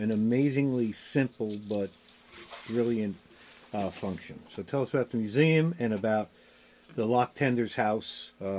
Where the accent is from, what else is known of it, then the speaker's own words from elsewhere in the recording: Bayonne, New Jersey, United States; that is my former stomping grounds. I'm a Bayonne, New Jersey boy.